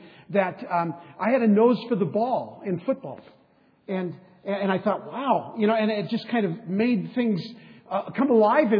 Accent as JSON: {"language": "English", "town": "San Diego", "region": "California", "country": "United States", "tie": "born or raised there", "said": "When I was a boy growing up in East County of San Diego"}